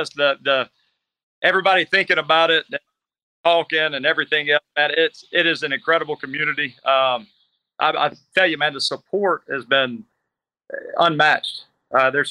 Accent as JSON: {"language": "English", "town": "Natchez", "region": "Mississippi", "country": "United States", "tie": "born or raised there", "moved": "as an adult", "lives_now": "Gulf Coast, Mississippi, United States", "said": "I'm from Natchez, Mississippi. I grew up my dad was a football coach at South Natchez"}